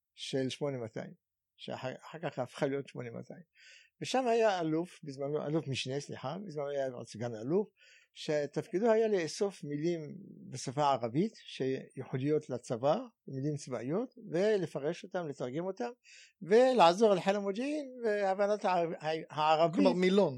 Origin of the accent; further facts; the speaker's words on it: Cairo, Cairo Governorate, Egypt; Hebrew is a second language; moved away as an adult; now in Israel; ואני בכלל יליד מצרים, יליד קהיר במצרים, ועליתי ארצה בגיל 20